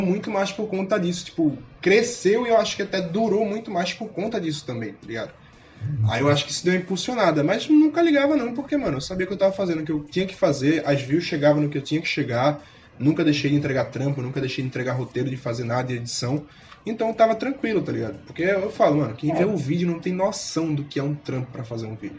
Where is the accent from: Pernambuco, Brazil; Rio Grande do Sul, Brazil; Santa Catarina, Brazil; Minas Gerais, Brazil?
Pernambuco, Brazil; accent: Pernambuco; moved away as an adult; now in São Paulo, Brazil; principalmente o sotaque de Pernambuco, o Nordeste em si, não tem como esconder